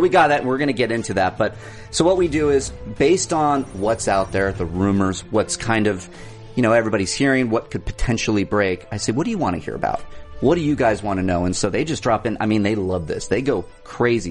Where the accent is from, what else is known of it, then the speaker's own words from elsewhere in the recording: Orange County, California, United States; I grew up in Orange County